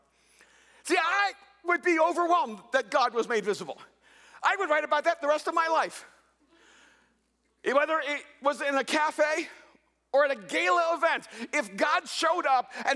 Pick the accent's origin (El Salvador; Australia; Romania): El Salvador; also born or lived in Texas; now in United States; I immigrated here from El Salvador